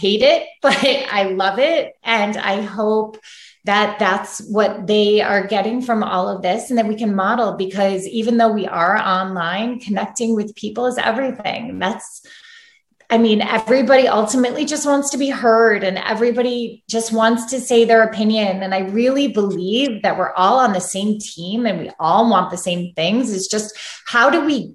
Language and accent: English; Chicago, Illinois, United States; moved away as an adult; also born or lived in New York City; now in Santa Barbara, United States; I'm from Chicago and grew up there.